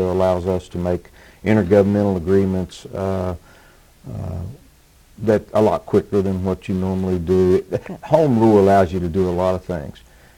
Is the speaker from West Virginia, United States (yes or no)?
yes; Spencer, West Virginia, United States; also born or lived in Cabin Creek area, West Virginia; now in Montgomery, United States; I was born in Spencer, West Virginia.